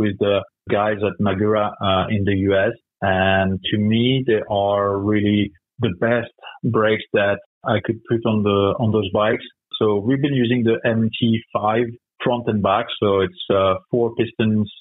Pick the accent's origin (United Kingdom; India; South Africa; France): France; moved away; I'm from France